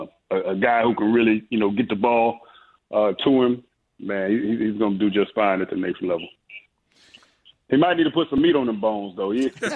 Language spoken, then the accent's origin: English; Ohio, United States; Yes, I grew up in Ohio, and my older brother was a big time Michigan fan